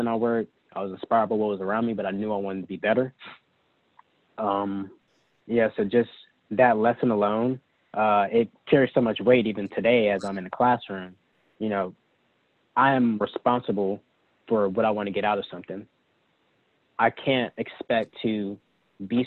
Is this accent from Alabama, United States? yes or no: yes; Huntsville, Alabama, United States; moved away; growing up in North Alabama